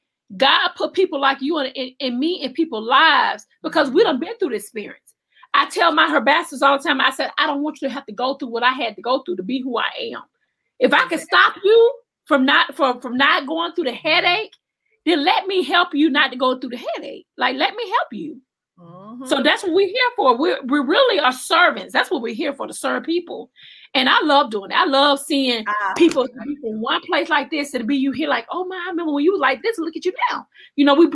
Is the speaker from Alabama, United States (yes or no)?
yes; Alabama, United States; I'm from Alabama